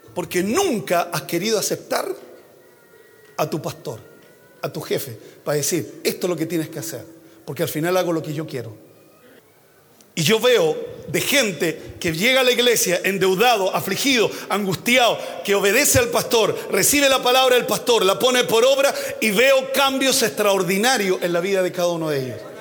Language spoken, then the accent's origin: Spanish; Chile